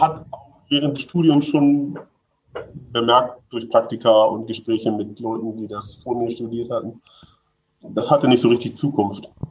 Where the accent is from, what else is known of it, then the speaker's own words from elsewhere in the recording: Hamburg, Germany; ich aus Hamburg, ich, also bin schon so ein bisschen Stadtkind